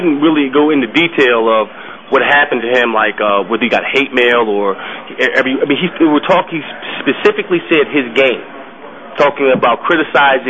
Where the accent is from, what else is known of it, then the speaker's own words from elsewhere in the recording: Philadelphia, Pennsylvania, United States; I'm from Philly